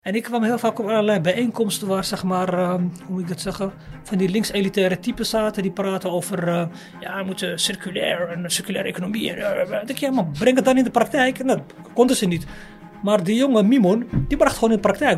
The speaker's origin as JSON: {"language": "Dutch", "town": "Amsterdam", "region": "North Holland", "country": "Netherlands", "tie": "born or raised there", "said": "In Amsterdam zeggen we 1075. Dat is de postcode waar ik geboren ben."}